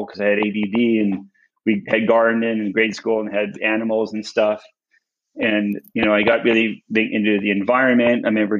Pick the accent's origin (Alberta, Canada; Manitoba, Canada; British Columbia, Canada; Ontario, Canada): Manitoba, Canada; Winnipeg; born there; I really fell in love with farms when I was a kid, because I was born in Winnipeg.